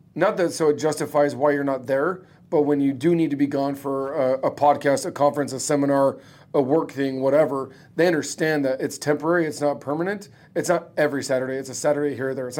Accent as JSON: {"language": "English", "town": "Phoenix", "region": "Arizona", "country": "United States", "tie": "born or raised there", "said": "I'm born and raised in Phoenix"}